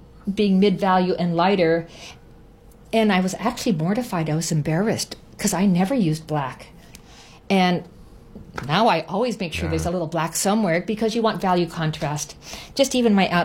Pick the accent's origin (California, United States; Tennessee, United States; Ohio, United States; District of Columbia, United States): California, United States; Los Angeles; now in Maui, United States; I'm from Los Angeles